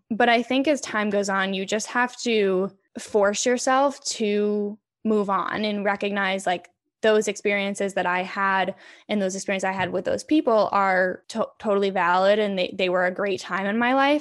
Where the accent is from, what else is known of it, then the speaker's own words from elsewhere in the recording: Connecticut, United States; moved away as an adult; now in Boston, United States; I grew up in Connecticut